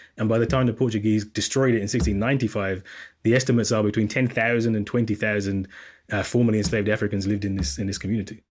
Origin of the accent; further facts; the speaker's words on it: Jamaica; As a Jamaican